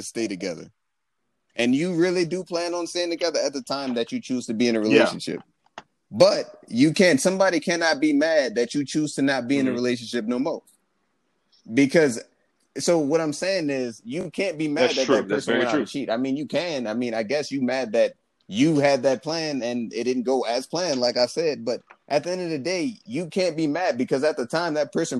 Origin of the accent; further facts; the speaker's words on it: Louisiana, United States; us growing up in Louisiana